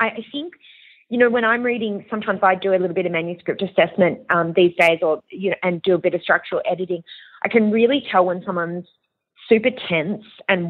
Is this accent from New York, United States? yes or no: yes; Long Island, New York, United States; I grew up partly in America, and I grew up in Long Island, and this is where this crime had occurred.